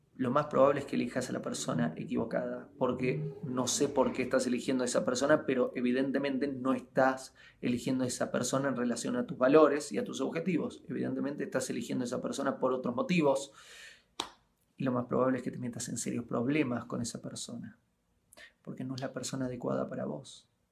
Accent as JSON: {"language": "Spanish", "country": "Argentina", "moved": "as an adult", "said": "ya estoy cumpliendo 11 años desde que me fui de Argentina y viajo por el mundo"}